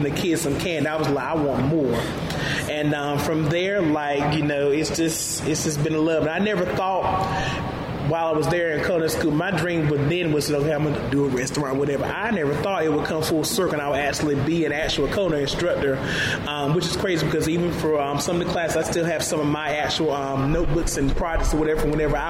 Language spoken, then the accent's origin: English; Middlesex, North Carolina, United States; I'm from Middlesex, North Carolina, so I'm a country Bama